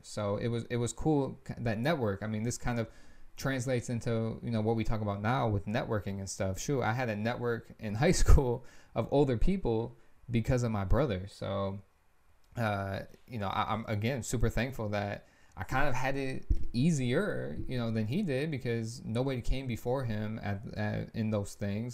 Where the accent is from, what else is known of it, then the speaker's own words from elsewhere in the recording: Lansing, Michigan, United States; moved away as an adult; now in Florida, United States; I'm from Lansing, obviously, too. We're both born and raised there.